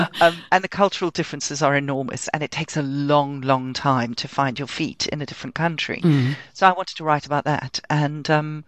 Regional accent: London, United Kingdom; But I am a Londoner and I love the city with all my heart.

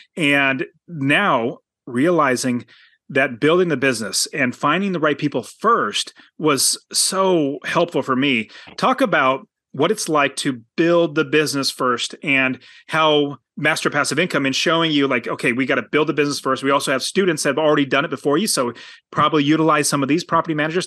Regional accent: Apple Valley, California, United States; I was born in Apple

